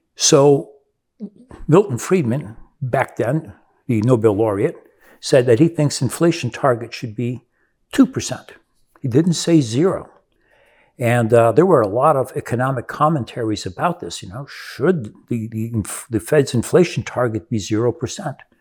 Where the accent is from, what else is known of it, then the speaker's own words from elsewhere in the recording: Brazil; moved away; I grew up in Brazil